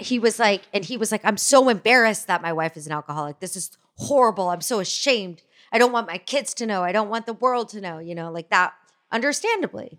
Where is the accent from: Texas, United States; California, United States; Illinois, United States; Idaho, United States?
Texas, United States; Fort Worth; moved away as an adult; also born or lived in New York City; growing up as a Jew in Fort Worth, Texas